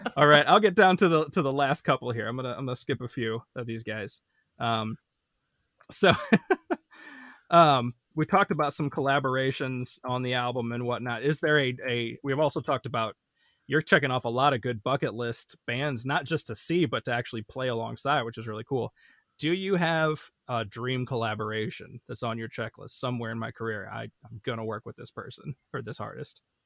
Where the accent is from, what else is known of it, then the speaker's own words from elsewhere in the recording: Midwest, United States; I'm really a Midwesterner